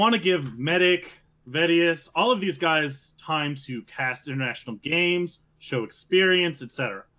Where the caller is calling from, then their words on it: New Mexico, United States; Most recently of New Mexico.